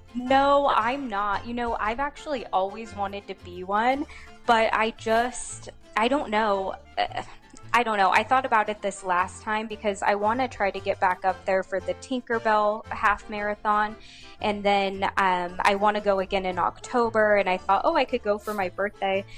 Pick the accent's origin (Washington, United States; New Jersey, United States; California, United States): California, United States; Modesto; now in Arizona, United States; I'm from California, so I'm actually from George Lucas's hometown, Modesto